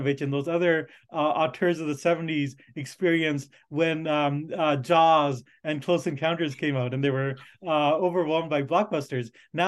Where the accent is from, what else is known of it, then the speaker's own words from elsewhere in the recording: India; born there; partially because it was set in India, and I was born in India, and I wasn't terribly happy with the representation my people were getting.